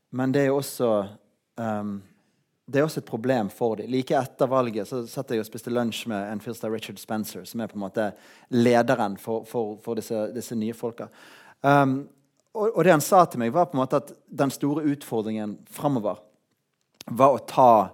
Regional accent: Norway; jeg er norsk

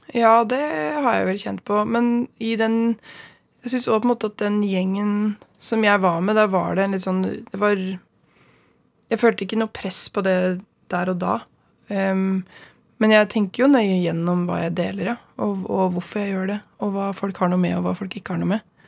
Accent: Stange, Innlandet, Norway; Stange, der jeg er fra sjøl. Eller fra der jeg gikk sjøl

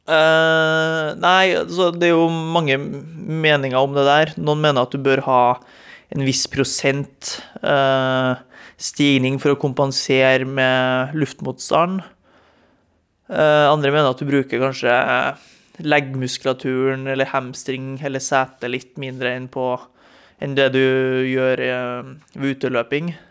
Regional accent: Trondheim, Trøndelag, Norway; Når jeg bodde hjemme i Trondheim, eh, gikk på videregående, og det var en halvmeter med snø ut, og det eneste alternativet var å springe krappe svinger i Leangen ishall i Trondheim, så ble det mye mølleløping.

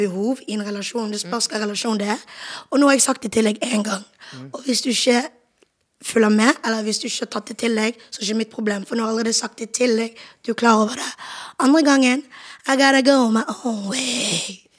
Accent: Bergen, Vestland, Norway; moved away as an adult; now in Oslo, Norway; jeg er jo fra Bergen

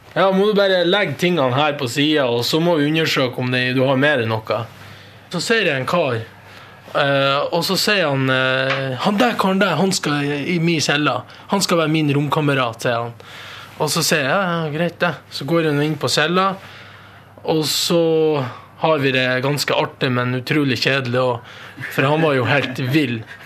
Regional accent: Mo i Rana, Nordland, Norway; born or raised there; also born or lived in Costa Rica

